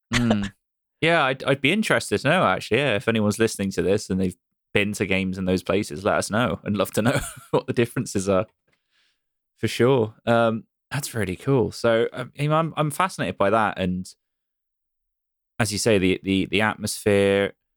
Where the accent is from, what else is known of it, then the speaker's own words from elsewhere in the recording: Bristol, South West England, United Kingdom; my hometown's Bristol